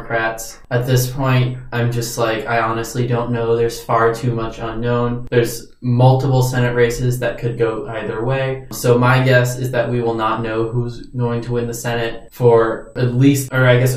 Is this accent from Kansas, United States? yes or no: no; Georgia, United States; I'm from Georgia.